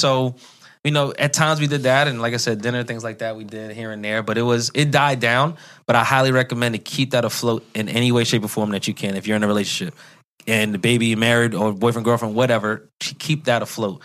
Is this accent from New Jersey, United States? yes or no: no; New York, United States; I'm a New Yorker